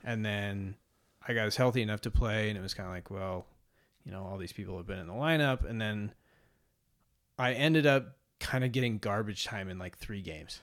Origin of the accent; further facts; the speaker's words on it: Mercer Island, Washington, United States; I grew up on Mercer Island, which is a suburb of Seattle